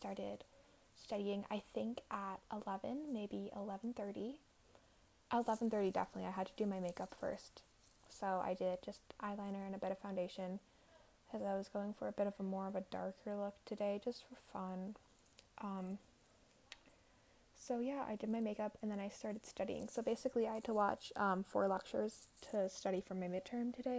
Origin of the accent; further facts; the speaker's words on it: Alberta, Canada; now in Montreal, Canada; I'm originally from Alberta, and there is snow on the ground in my hometown.